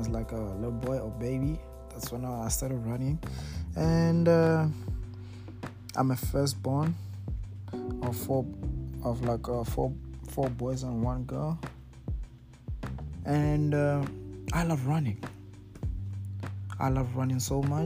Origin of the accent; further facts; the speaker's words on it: Mokopane, Limpopo, South Africa; moved away as an adult; now in United States; like I said, I'm from Mokopane, but I'm currently residing in the United States.